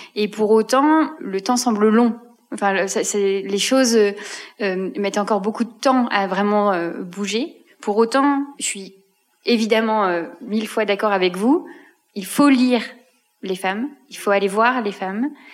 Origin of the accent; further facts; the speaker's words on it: Belgium; now in France; j'y suis en tant que Belge